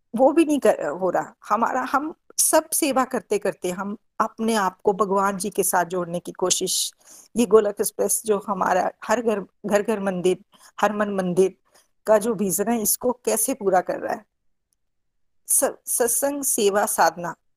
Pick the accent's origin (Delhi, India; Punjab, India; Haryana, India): Punjab, India; Pathankot; now in Bangalore, India; पठानकोट से बेसिकली मैं पठानकोट से हूँ और बेंगलोर में हम सेटल्ड